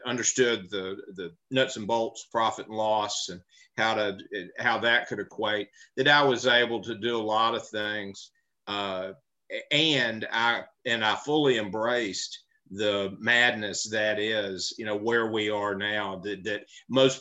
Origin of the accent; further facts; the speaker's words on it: Memphis, Tennessee, United States; I grew up in Memphis, Tennessee